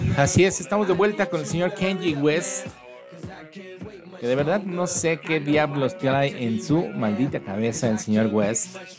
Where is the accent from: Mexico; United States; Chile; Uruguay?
Mexico; Mexico City; nuestra bella Ciudad de México